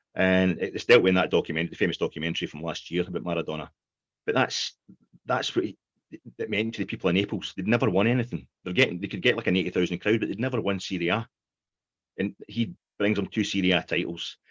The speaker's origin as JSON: {"language": "English", "area": "Ayrshire", "region": "Scotland", "country": "United Kingdom", "said": "we're from Ayrshire"}